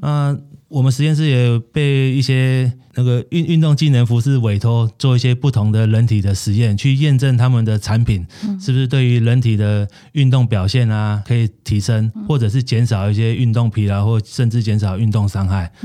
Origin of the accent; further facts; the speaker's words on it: Taiwan; 我们台湾人